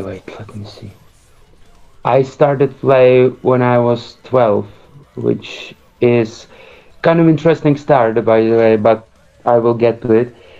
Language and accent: English; Prague, Czechia; We we are now situated in Prague, where I live uh, almost since I'm six years old, so for 26 years